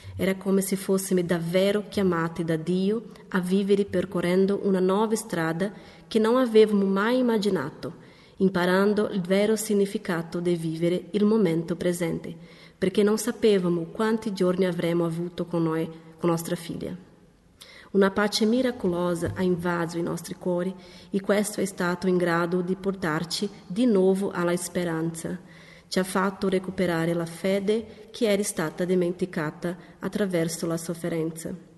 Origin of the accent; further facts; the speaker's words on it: Ribeirão Preto, São Paulo, Brazil; moved away as an adult; now in Loppiano, Italy; Proveniamo dal Brasile dalla città di Ribeirão Preto, nello stato di São Paulo